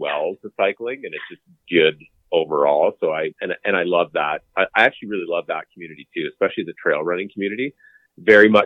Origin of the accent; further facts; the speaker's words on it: Calgary, Alberta, Canada; I'm born and raised in Calgary, Alberta